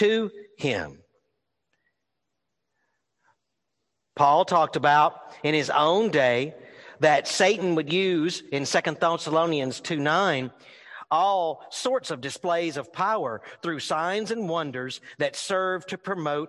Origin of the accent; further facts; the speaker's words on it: New Orleans, Louisiana, United States; I was born in New Orleans